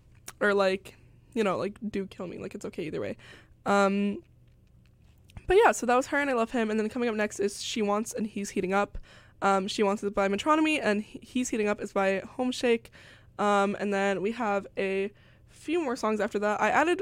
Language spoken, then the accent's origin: English; United Kingdom; And I'm British. Y'all just, like, don't know. Because, like, I tried to assimilate.